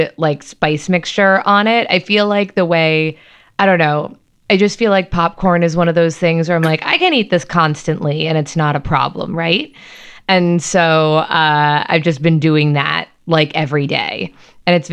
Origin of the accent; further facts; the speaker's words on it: United States; as an American